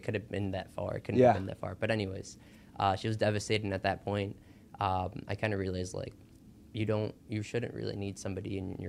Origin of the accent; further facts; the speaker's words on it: Illinois, United States; also born or lived in Cicero, Illinois / Brookfield, Illinois / Willow Springs, Illinois; I was born and raised here in Illinois.